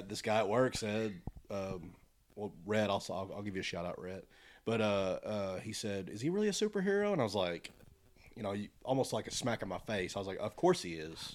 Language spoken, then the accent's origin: English; United States; we're all American